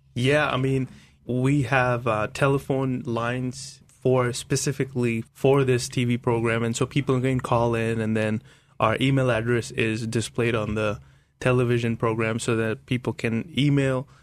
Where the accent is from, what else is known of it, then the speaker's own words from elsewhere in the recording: India; growing up in India as a Christian, it's not cool